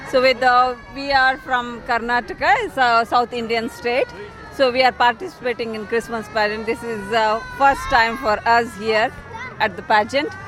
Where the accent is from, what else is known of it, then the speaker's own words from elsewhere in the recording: Nepal; now in Tasmania, Australia; ए म नेपालमा नेपालबाट नेपालमा त हामी सधैँ मनाइराखेको हुन्छु के अरे हगि अब यहाँ आएर पनि टास्मेनियामा यसरी अस्ट्रेलियामा आएर म पूजा मनाइदियो